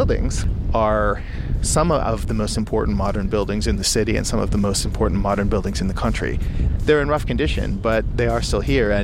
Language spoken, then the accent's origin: English; Toronto, Ontario, Canada; growing up in Toronto and then in the suburbs